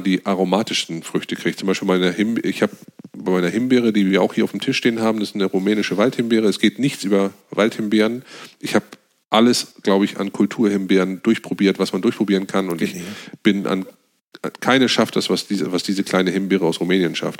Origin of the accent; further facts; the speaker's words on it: Northern Germany, Germany; wir als Norddeutsche